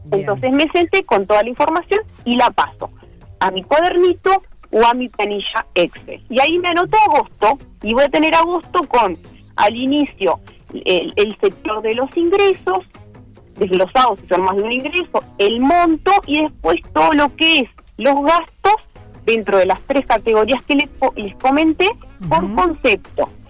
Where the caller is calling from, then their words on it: Cuchilla Alta, Canelones, Uruguay; de Cuchilla Alta